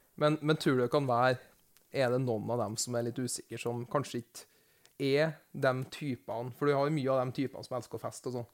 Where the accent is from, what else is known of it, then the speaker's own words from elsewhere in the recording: near Overhalla, Trøndelag, Norway; Nabokommunen min er Overhalla